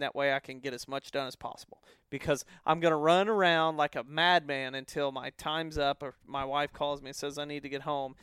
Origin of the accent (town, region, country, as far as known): the Ozarks, United States; born or raised there